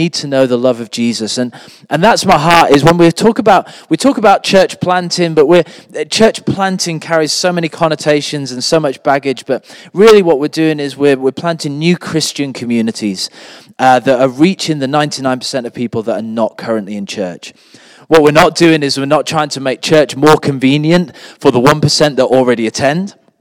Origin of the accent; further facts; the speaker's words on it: the Northeast, North East England, United Kingdom; moved away as an adult; also born or lived in Sheffield / Accra, Ghana; I actually was born in the Northeast. My parents are Anglican ministers. They were actually one of the first couples to be ordained together in the UK, and they minister to the church in West Pelton